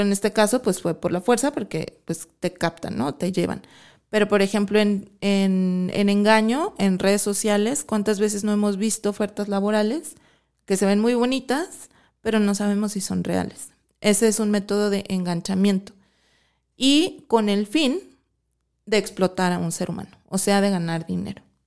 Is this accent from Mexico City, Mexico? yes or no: yes; Mexico City, Mexico; moved away as an adult; now in Guadalajara, Mexico; soy de la Ciudad de México, me vine yo a los 18 años a estudiar para acá y pues ya, me quedé aquí en, Guadalajara